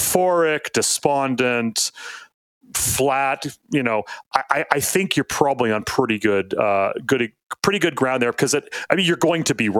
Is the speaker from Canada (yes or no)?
yes; Canada; I'm a Canadian.